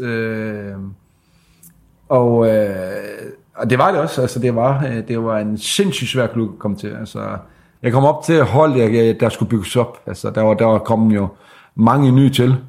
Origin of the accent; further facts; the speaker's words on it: Sæby, North Denmark Region, Denmark; jeg er jo fra Sæbe